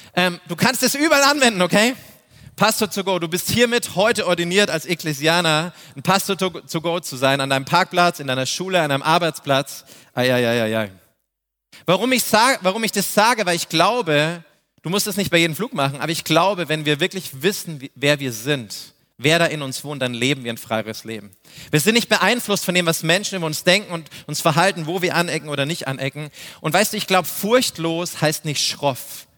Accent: Neumarkt in der Oberpfalz, Bavaria, Germany; ich bin aus Neumarkt, das ist in der Oberpfalz, hinter den sieben Bergen bei den sieben Zwergen. Wir sprechen eine andere Sprache

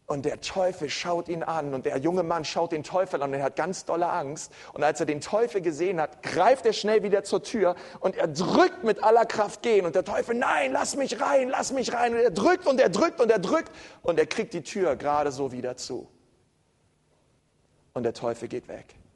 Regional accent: Berlin, Germany; ich bin Berliner, ne? bei uns ähm

